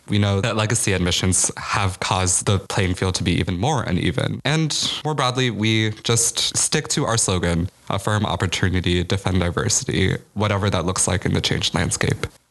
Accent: Chicago, Illinois, United States; moved away as an adult; now in New Haven, United States; I'm from Chicago

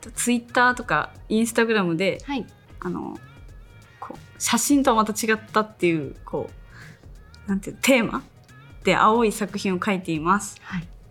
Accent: Tochigi, Japan; accent: Tochigi dialect; moved away; also born or lived in Tokyo; 栃木なまりが出ちゃった

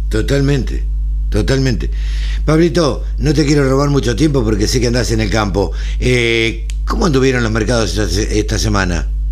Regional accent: Maipú, Buenos Aires Province, Argentina; Yo nací en el campo, nací en Maipú, provincia de Buenos Aires

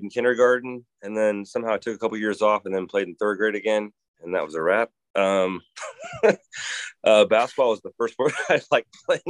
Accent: Omaha, Nebraska, United States; moved away as an adult; also born or lived in Kentucky / Phoenix; Growing up in Omaha

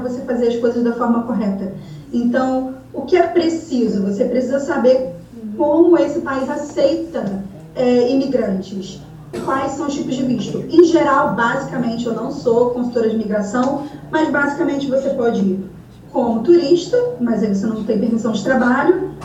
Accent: Brazil; moved away as an adult; now in Ireland; nós brasileiros

